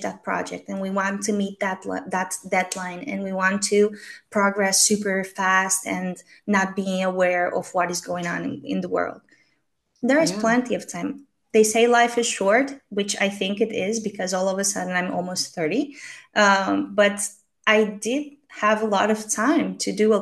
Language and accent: English; Romania; now in Spain; I'm from Romania